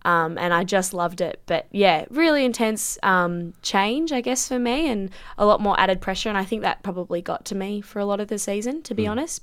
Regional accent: Sydney, New South Wales, Australia; I'm from Sydney, so I've been playing Sydney football for a long time

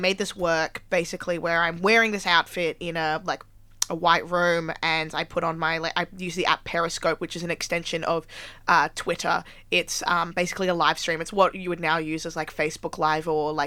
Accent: Melbourne, Victoria, Australia; now in Sydney, Australia; I'm originally from Melbourne

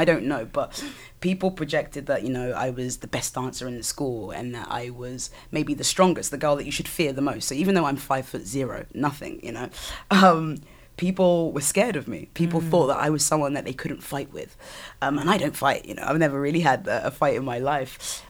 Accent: Southampton, South East England, United Kingdom; So growing up in Southampton was, you know, when you've only known a certain thing, I guess it was kind of normal to me.

